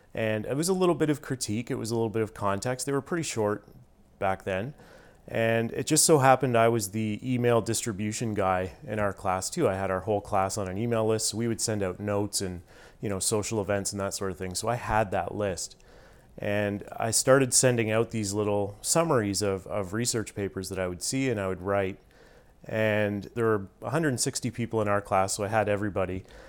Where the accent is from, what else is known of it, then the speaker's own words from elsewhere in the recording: Stratford, Ontario, Canada; also born or lived in Toronto; I grew up in Stratford, Ontario